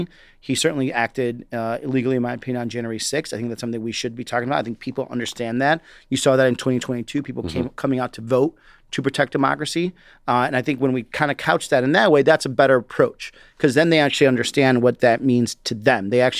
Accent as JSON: {"language": "English", "town": "Chicago", "region": "Illinois", "country": "United States", "tie": "born there", "also_born_or_lived": "Chihuahua, Mexico", "said": "From my personal experience, I was born in Chicago, but lived in a border state called Chihuahua, Mexico. My family used to cross the border all the time to come back and forth and work."}